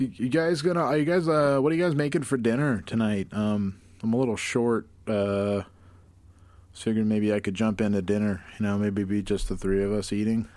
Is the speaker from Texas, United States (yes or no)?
no; Glens Falls, New York, United States; I grew up in Glens Falls.